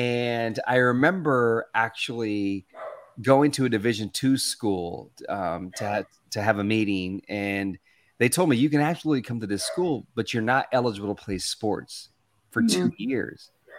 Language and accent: English; Arkansas, United States; also born or lived in Louisiana; I was Hispanic. I was born in Louisiana, but I grew up in Arkansas. And it was predominantly white and black.